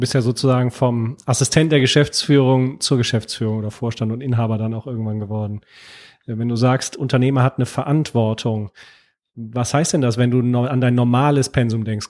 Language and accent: German; Cologne, North Rhine-Westphalia, Germany; für mich als Kölsche Jung